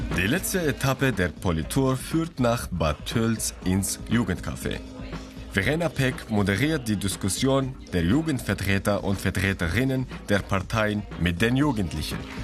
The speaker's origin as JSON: {"language": "German", "country": "Syria", "moved": "yes", "lives_now": "Germany", "said": "Ich bin aus Syrien geflüchtet und habe jetzt meine deutsche Staatsbürgerschaft"}